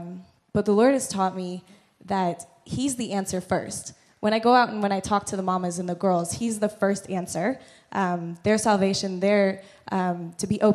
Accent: Missouri, United States; moved away as an adult; I'm from Missouri in the States

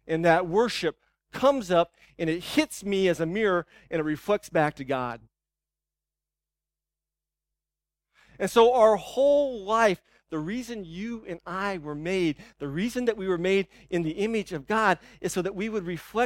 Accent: United States; as American Christians, as Western Christians

